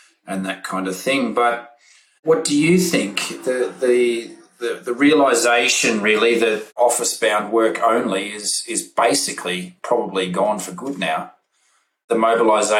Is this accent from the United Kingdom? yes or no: no; Australia; being Australian